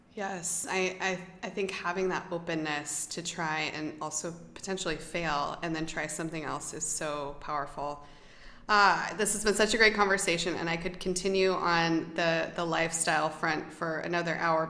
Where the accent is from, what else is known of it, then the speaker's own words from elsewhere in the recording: United States; I'm American